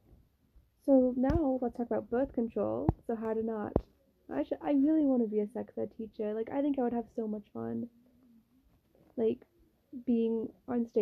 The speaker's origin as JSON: {"language": "English", "country": "United States", "moved": "as an adult", "lives_now": "Netherlands", "said": "I'm American"}